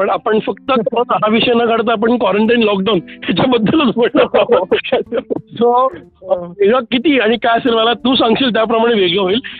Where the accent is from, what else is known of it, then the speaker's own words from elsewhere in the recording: Pune, Maharashtra, India; मी पुण्याचा आहे